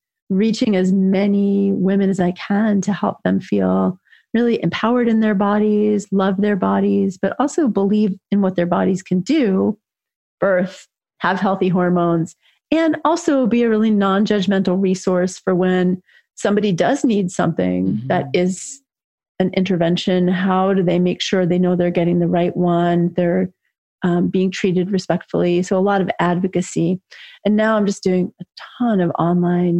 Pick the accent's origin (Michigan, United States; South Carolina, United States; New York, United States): New York, United States; New York City; I grew up in New York City in a housing project, actually, with a single mom in the 60s and 70s.